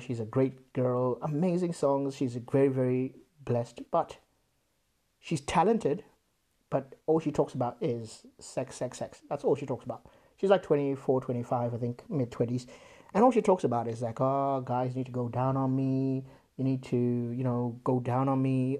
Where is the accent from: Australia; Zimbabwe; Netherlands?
Zimbabwe; moved away; I grew up in Zimbabwe